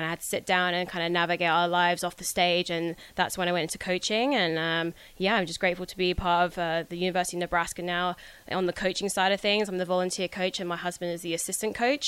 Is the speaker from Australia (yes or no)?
no; Cambridge, East of England, United Kingdom; moved away as an adult; also born or lived in Florida; now in Lincoln, United States; I'm from Cambridge, England.